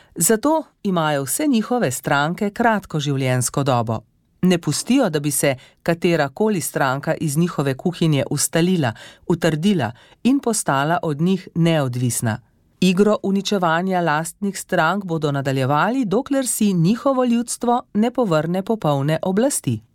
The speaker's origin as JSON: {"language": "Slovenian", "country": "Slovenia"}